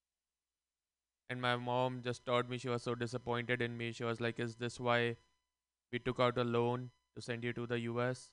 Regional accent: India; moved away; Growing up in India, we were always taught about karma.

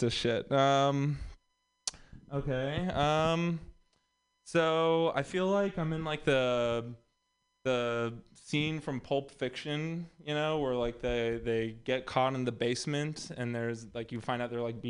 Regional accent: Texas, United States; moved away; also born or lived in Los Angeles; I'm also from Texas.

